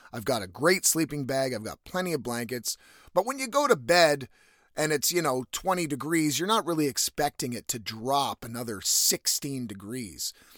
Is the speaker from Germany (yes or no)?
no; East Coast of Canada, Canada; now in West Coast, Canada; I'm from the East Coast, so the winter does get pretty fucking cold